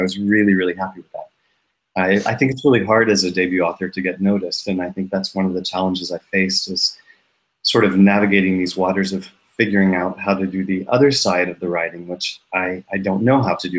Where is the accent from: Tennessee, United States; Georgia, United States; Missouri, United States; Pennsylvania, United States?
Tennessee, United States; also born or lived in New York; now in Stockholm, Sweden; I'm an American living in Stockholm, Sweden, actually. I was raised in Tennessee in the South, and then I lived for 13 years in New York.